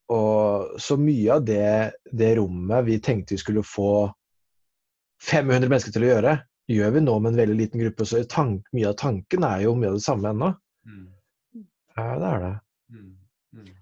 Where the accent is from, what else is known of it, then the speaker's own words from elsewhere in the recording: Porsgrunn, Telemark, Norway; now in Oslo, Norway; jeg er fra Porsgrunn. Eh, oppvokst i Metodikirken